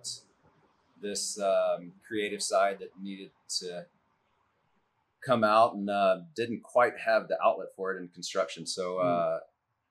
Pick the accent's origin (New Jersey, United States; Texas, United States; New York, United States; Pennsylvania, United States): Texas, United States; Jacksonville; I grew up in Jacksonville.